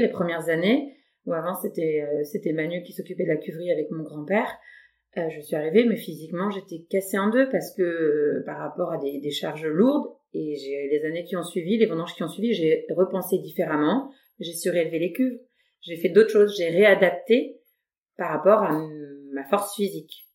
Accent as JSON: {"language": "French", "town": "Louvois", "region": "Grand Est", "country": "France", "tie": "born or raised there", "said": "j'ai grandi un peu à Louvois et j'y vis maintenant"}